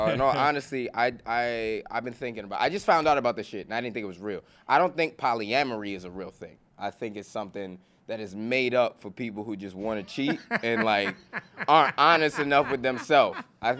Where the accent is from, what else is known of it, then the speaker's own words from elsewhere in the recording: New York City, New York, United States; I'm from Brooklyn.